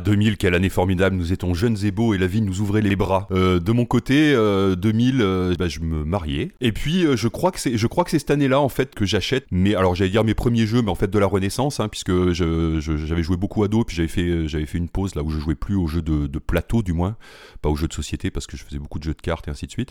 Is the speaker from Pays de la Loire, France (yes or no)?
no; Limoges, Nouvelle-Aquitaine, France; je suis originaire de Limoges